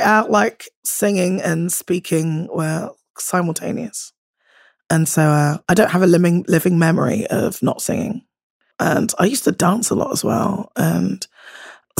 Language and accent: English; Bristol, South West England, United Kingdom; accent: Bristolian; moved away; So I went to like high school in Bristol, but I grew up, I suppose, kind of elementary school in a small town, still in the kind of postcode, but 12 miles outside of Bristol